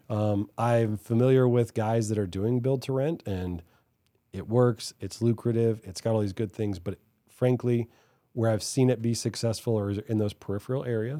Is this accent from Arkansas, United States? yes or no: no; Hawaii, United States; now in Dallas, United States; I grew up in Hawaii